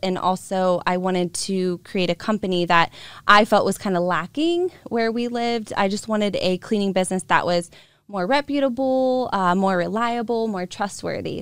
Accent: Boardman, Ohio, United States; I was born and raised in Boardman, Ohio

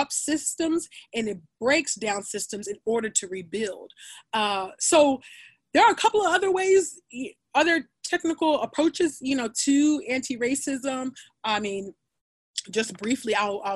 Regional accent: California, United States; I grew up in California

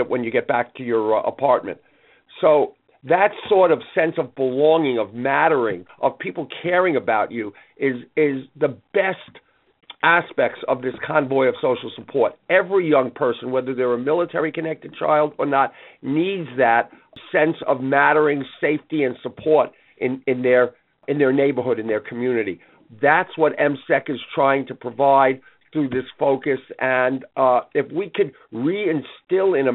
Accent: New York City, New York, United States; I grew up in Brooklyn

